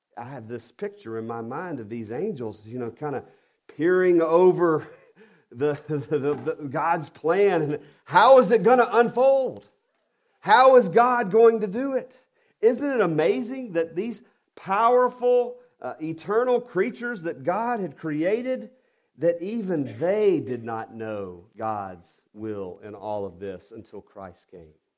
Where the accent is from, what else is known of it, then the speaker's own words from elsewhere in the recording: the South, United States; I'm I'm from the South and I'm a redneck at heart and I have to watch my enunciation. So I'm probably saying wander instead of wonder